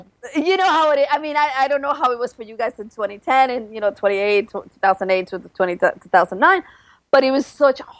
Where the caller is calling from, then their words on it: Brooklyn, New York, United States; And I am coming from Brooklyn, New York. And come on, Brooklyn is so cool nowadays. We're almost like our own country. We're better than Manhattan nowadays.